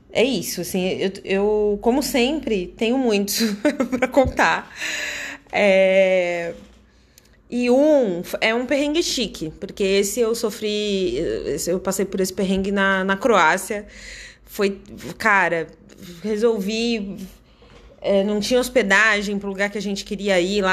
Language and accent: Portuguese; Brazil; also born or lived in Dublin, Ireland; eu, como brasileira